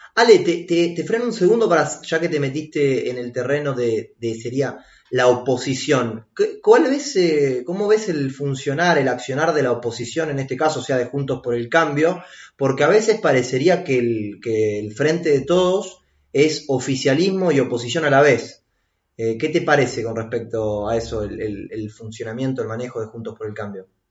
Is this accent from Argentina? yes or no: yes; Argentina; somos todos los argentinos